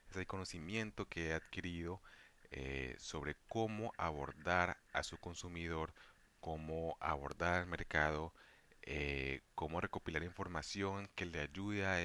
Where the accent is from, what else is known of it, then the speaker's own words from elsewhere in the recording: Valle del Cauca, Colombia; soy policista vallecaucano